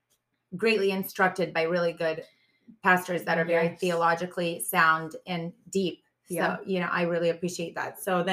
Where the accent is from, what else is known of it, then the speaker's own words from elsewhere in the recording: United States; I'm an American citizen.